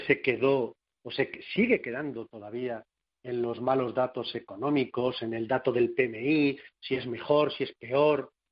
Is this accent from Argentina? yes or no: no; Castilla-La Mancha, Spain; soy castellano manchego